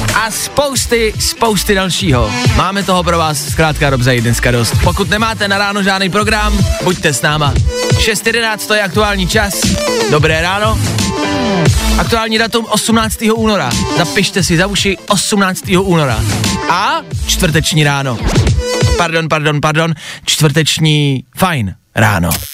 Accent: Plzeň, Plzeň Region, Czechia; u nás v Plzni

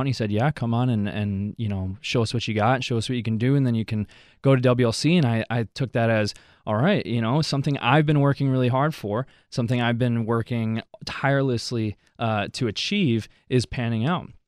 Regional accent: Wisconsin, United States; also born or lived in Mexico City, Mexico; I grew up here in Wisconsin, for, for all my life

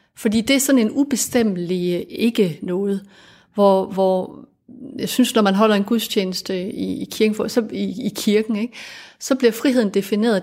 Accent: Denmark; vi er fælles om at være født i Danmark

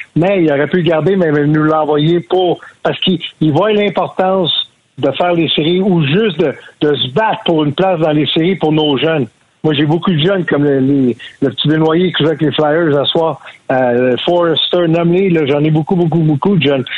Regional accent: Montreal, Quebec, Canada; j'ai grandi à Rivière-des-Prairies

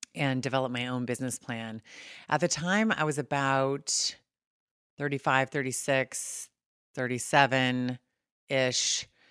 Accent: California, United States; moved away as an adult; also born or lived in Saint Louis, Missouri; being born and raised in California and moving to Saint Louis

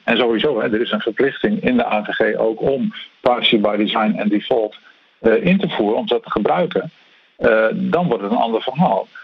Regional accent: Netherlands; wij als Nederlanders

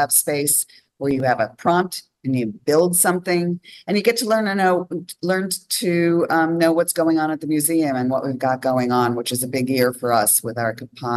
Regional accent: New York, United States; also born or lived in Los Angeles; now in Holland, United States; I am from New York originally. I lived in Los Angeles.

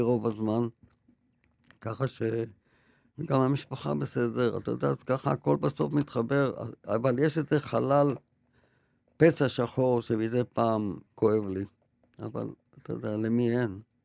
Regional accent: Tel Aviv, Tel Aviv District, Israel; ונעשינו מעמד בינוני, תל אביבי כזה

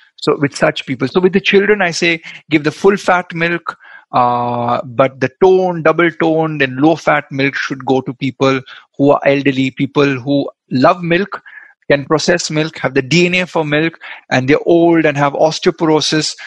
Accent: Goa, India; I'm from Goa. We love our um, coconut oil

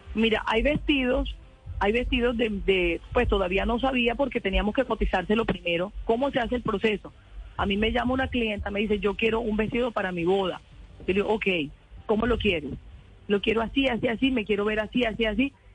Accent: Colombian Caribbean coast, Caribbean Region, Colombia; Yo soy costeña, yo soy súper amorosa, súper amable, yo me integro, esa es mi cultura, esa es mi naturaleza

